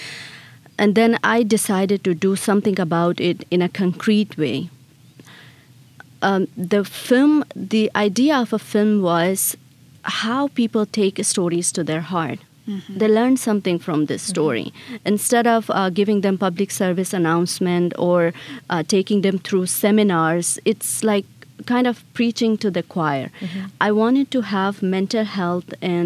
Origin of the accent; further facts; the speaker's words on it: Chitral, Khyber Pakhtunkhwa, Pakistan; now in United States; I was born and I was raised in Chitral.